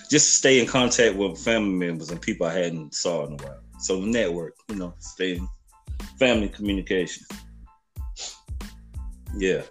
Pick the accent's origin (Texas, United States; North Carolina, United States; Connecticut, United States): North Carolina, United States; Charlotte; I'm from Charlotte 704.